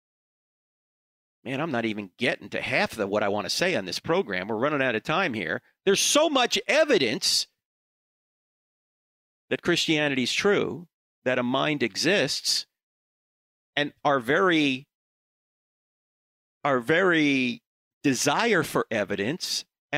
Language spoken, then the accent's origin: English; Charlotte, North Carolina, United States; I'm going to be in Charlotte, North Carolina, which is my hometown